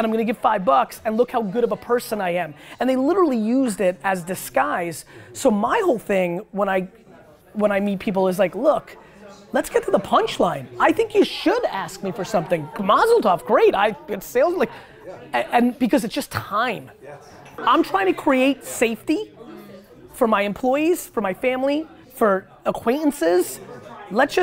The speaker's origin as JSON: {"language": "English", "country": "Russia", "tie": "born or raised there", "moved": "yes", "lives_now": "United States", "said": "I came from Russia too."}